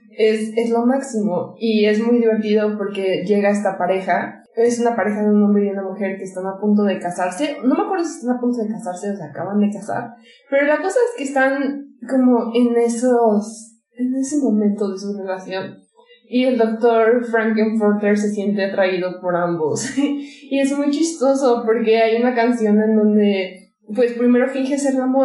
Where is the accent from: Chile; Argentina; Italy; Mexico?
Mexico; Porque creciendo en México